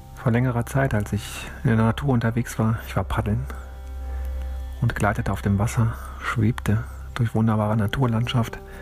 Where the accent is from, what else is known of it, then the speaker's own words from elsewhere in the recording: Cologne, North Rhine-Westphalia, Germany; ich bin in Köln aufgewachsen